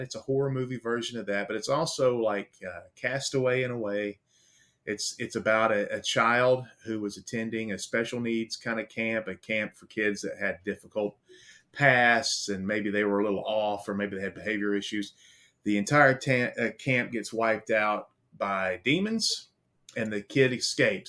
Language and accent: English; Baltimore, Maryland, United States; also born or lived in the South, United States; now in US South; I'm from Baltimore